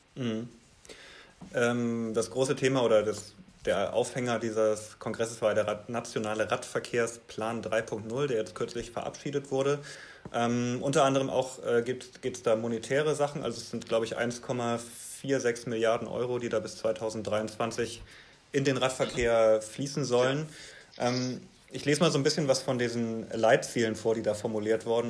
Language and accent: German; Hamburg, Germany; als Hamburger